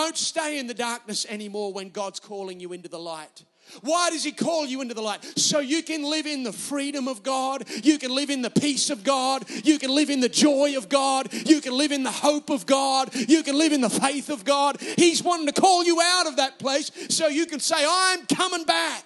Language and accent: English; Newcastle, New South Wales, Australia; accent: Australian; Newcastle, my hometown.